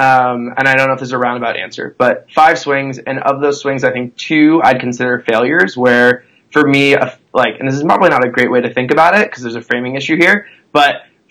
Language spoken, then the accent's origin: English; San Diego, California, United States; also born or lived in Chicago / New York; now in Los Angeles, United States; So, I live in LA, and I come from San Diego to Chicago to New York, and now here.